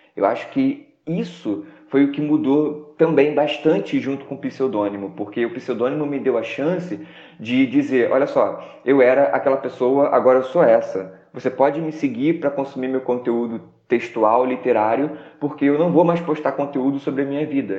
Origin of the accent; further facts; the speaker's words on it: Rio de Janeiro, Brazil; moved away; also born or lived in Baixada Fluminense; eu sou do Rio de Janeiro, sou de Sepetiba